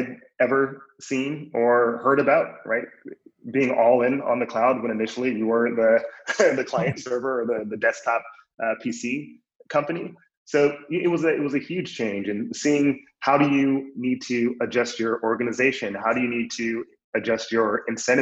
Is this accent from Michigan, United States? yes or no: yes; Flint, Michigan, United States; moved away as an adult; also born or lived in New York; I grew up in Flint, Michigan.